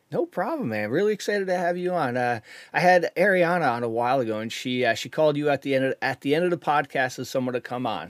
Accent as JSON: {"language": "English", "region": "Connecticut", "country": "United States", "said": "I'm from Connecticut"}